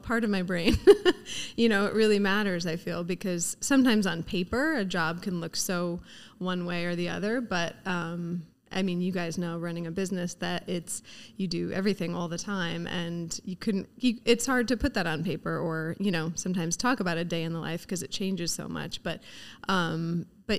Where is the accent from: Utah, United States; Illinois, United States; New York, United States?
New York, United States; Laurel; also born or lived in New Zealand; I grew up out here on the North Fork in Laurel